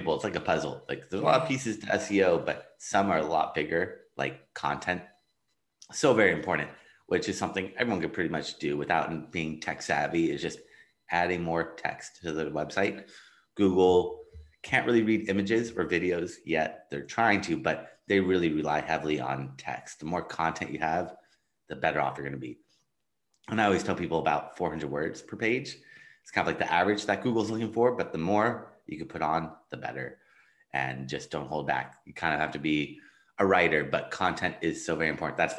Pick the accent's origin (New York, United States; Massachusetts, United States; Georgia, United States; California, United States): California, United States; Los Angeles; I am from Los Angeles, California.